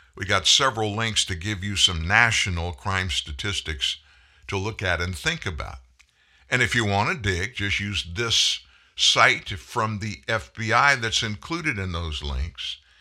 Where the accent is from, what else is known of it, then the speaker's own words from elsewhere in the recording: South Louisiana, United States; I grew up in Louisiana, South Louisiana, be specific.